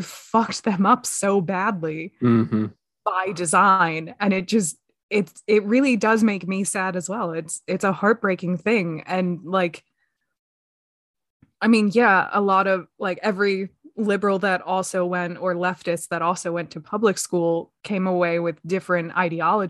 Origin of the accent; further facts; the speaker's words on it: just outside of Philadelphia, Pennsylvania, United States; I grew up just outside of Philadelphia